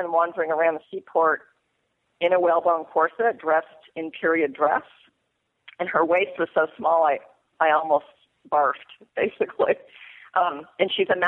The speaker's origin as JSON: {"language": "English", "town": "Mystic", "region": "Connecticut", "country": "United States", "tie": "born or raised there", "moved": "as an adult"}